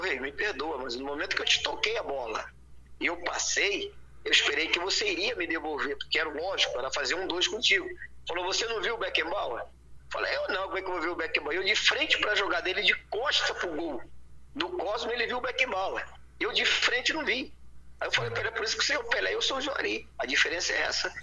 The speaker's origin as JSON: {"language": "Portuguese", "town": "São João de Meriti", "region": "Rio de Janeiro", "country": "Brazil", "tie": "born or raised there", "said": "eu nasci em Éden, São João de Meriti, cara uma cidadezinha, um município de São Luís Meriti, lá no Rio de Janeiro."}